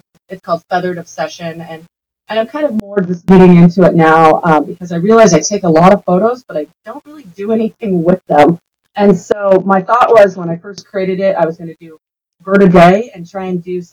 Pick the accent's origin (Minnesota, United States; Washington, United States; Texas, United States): Washington, United States; moved away; I grew up in Washington